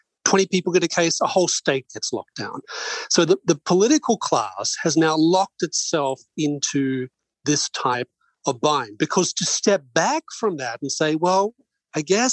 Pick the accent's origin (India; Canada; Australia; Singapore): Australia; moved away; I'm Australian by birth